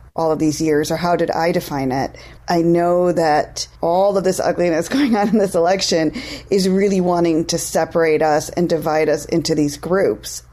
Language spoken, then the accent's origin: English; India; moved away; I'm from India